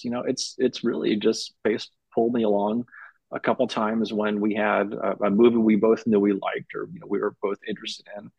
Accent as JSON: {"language": "English", "town": "Berkeley", "region": "California", "country": "United States", "tie": "born or raised there", "said": "I grew up in Berkeley in the 70s and the 80s"}